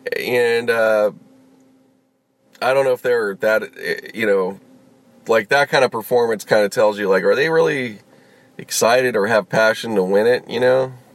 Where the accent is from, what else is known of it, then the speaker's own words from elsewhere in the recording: Harlem, New York, United States; Yes, I'm sound, and I'm from Harlem.